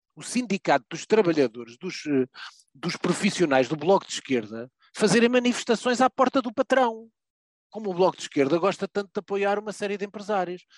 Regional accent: Portugal; Eu, enquanto português

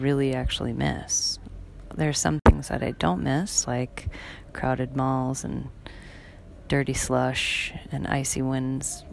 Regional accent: Wisconsin, United States; moved away as an adult; now in Bali, Indonesia; growing up in Wisconsin, where we had lots and lots and lots of snow

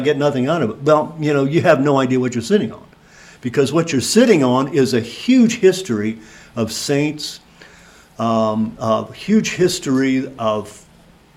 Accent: Sugar Grove, United States; I was raised in Sugar Grove

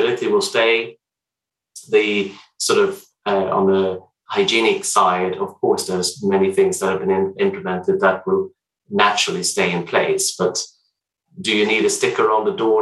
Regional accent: Sweden; moved away as an adult; I'm Swedish, but I've been here for a number of years now

